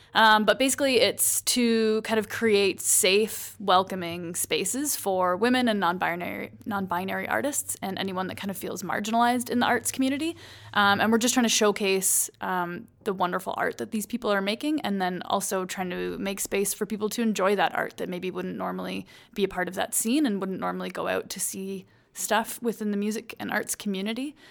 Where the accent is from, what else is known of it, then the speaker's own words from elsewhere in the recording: Paisley, Ontario, Canada; moved away as an adult; also born or lived in St. Catharines, Ontario; now in Calgary, Canada; I grew up in a small town in Ontario. It's called Paisley.